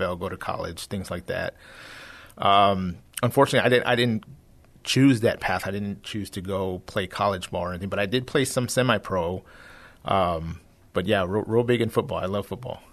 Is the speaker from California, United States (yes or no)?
no; San Antonio, Texas, United States; I'm born and raised here in San Antonio